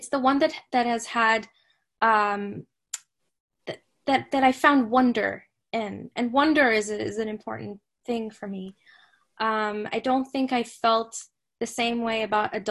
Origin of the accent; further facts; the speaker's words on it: Saudi Arabia; I grew up in Saudi Arabia, but I grew up reading English classics